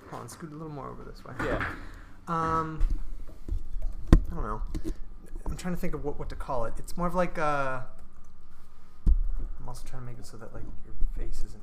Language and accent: English; Cleveland, Ohio, United States; Right. Which is where I'm from. I'm from Cleveland area, and I said, okay, I got to get to one of those schools.